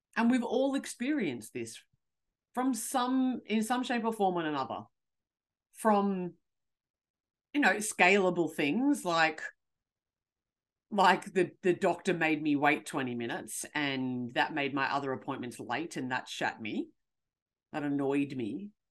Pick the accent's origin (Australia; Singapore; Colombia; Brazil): Australia; I'm from Australia